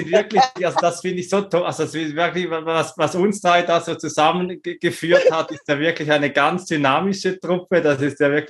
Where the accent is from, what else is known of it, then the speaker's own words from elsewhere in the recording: Switzerland; born there; Ähm, ich bin geboren in der Schweiz, hab